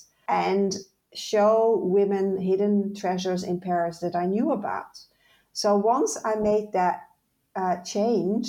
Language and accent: English; Netherlands; moved away; also born or lived in Ireland; I moved from the Netherlands, where I'm originally from, to Ireland.